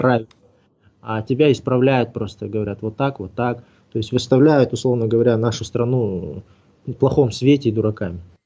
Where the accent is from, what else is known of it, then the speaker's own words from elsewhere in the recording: Kazakhstan; moved away as an adult; also born or lived in Moscow; Но я единственный, кто из Казахстана туда поехал